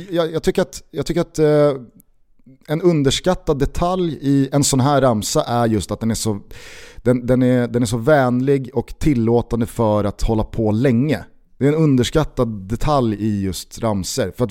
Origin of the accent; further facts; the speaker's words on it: Svealand, Sweden; Vi är från Sverige, ja men vi är från, vi är från Svealand.